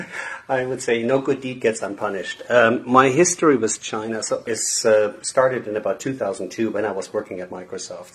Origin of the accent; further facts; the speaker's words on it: Germany; moved away as an adult; now in United States; I'm born and raised in Germany, but I moved to the US about, oh my God, 20 something years ago.